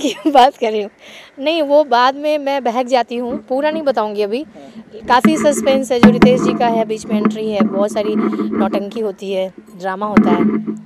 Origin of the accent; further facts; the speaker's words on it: Sitamarhi, Bihar, India; मैं प्रॉपर बिहार से हूँ बिहार में सीतामढ़ी से